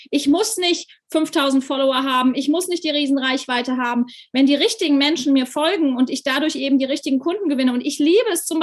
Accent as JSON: {"language": "German", "country": "Germany", "said": "Das hört sich aber, man hört immer noch, dass ich äh, tatsächlich Deutsche bin."}